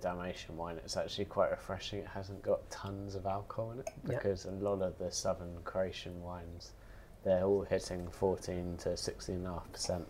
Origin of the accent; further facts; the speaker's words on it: England, United Kingdom; I'm English